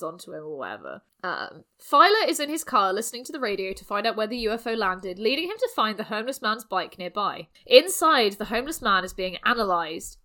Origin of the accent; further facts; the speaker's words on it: South West England, United Kingdom; I grew up in the southwest, so I'm like used to like Plymouth, where there's hundreds of beaches